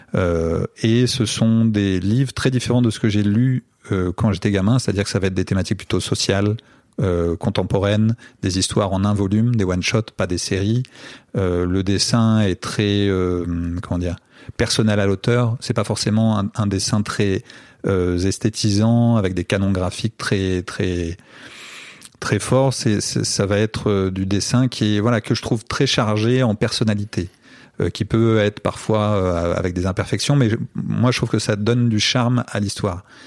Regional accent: France; moved away; also born or lived in Brazil; je viens de France

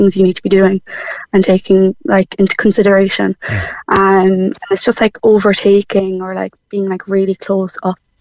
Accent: Cork, Munster, Ireland; moved away as an adult; now in Limerick, Ireland; I'm living in Limerick, even though I'm from Cork

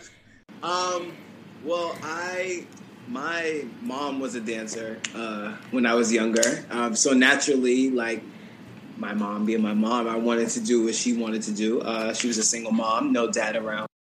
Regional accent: Boston, Massachusetts, United States; moved away as an adult; now in New York City, United States; New York is my home, like where I live now, but Boston is where I'm from

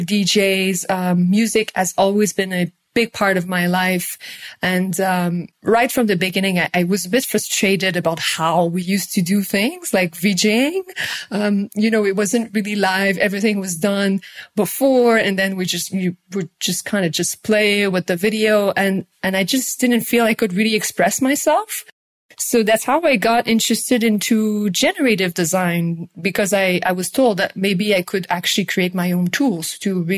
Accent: Montreal, Quebec, Canada; I'm from Canada. I'm from Quebec, Montreal.

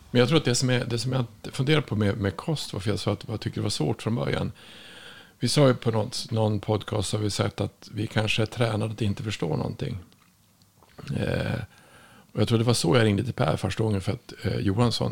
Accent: Norrland, Sweden; jag kommer ifrån Norrland

